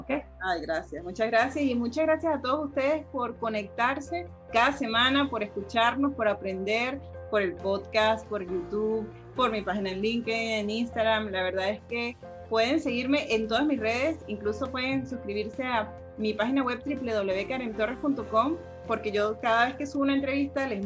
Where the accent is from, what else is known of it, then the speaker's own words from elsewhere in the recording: Caracas, Capital District, Venezuela; no, yo soy de Caracas